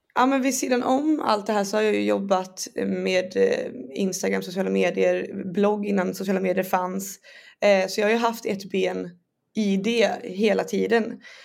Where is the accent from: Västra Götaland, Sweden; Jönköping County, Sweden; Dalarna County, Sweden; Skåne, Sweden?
Västra Götaland, Sweden; Borås; moved away as an adult; now in Stockholm, Sweden; jag är från Borås och uppväxt där